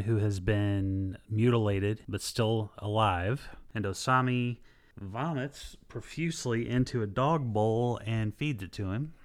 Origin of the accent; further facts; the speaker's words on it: United States; I'm American